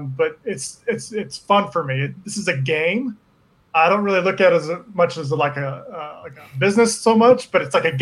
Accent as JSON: {"language": "English", "town": "Liberty", "region": "Missouri", "country": "United States", "tie": "born or raised there", "said": "I grew up here in Kansas City, just on the outside of it in a town called Liberty"}